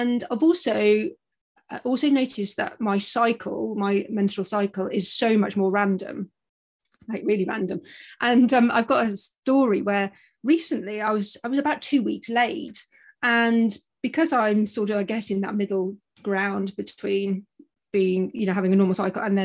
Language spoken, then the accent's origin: English; United Kingdom; moved away as an adult; now in Australia; I'm a Brit, as you probably gather from my accent